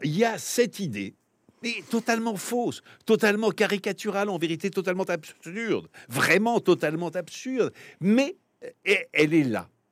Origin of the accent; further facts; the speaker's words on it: France; je suis français